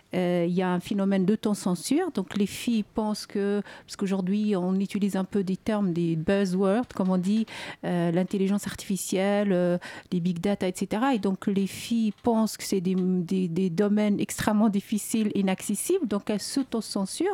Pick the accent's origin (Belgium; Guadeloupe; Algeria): Algeria; moved away as an adult; now in France; lorsque j'ai quitté l'Algérie